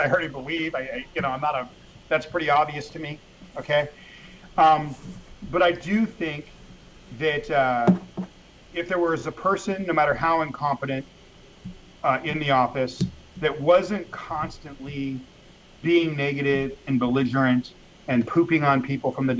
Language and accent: English; Los Angeles, California, United States; also born or lived in England; I grew up in Mexican neighborhoods in L.A.